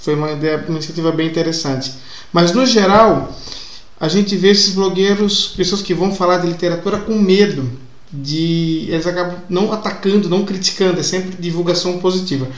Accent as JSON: {"language": "Portuguese", "town": "Blumenau", "region": "Santa Catarina", "country": "Brazil", "said": "na cidade de onde eu venho, que aliás, no dia da gravação hoje, que é quarta-feira, está fazendo 170 anos, cidade de Blumenau"}